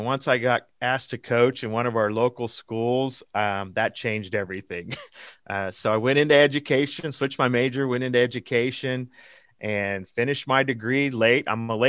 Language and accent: English; Garden City, Kansas, United States; So I'm located currently in Eastern Kansas, but I was born and raised in Western Kansas in Garden City, just about 30 miles from the Colorado border.